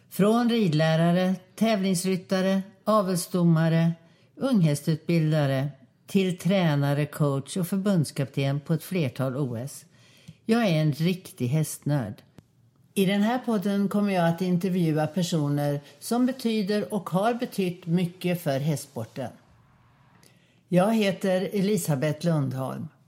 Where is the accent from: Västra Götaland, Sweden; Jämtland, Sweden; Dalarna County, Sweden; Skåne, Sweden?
Skåne, Sweden; Hässleholm; Jag är född i Hässleholm